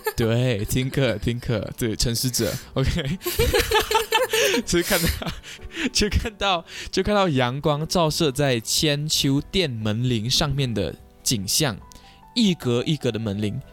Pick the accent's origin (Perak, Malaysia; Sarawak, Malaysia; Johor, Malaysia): Sarawak, Malaysia; Kuching; 像我们古晋这边也是有很多海滩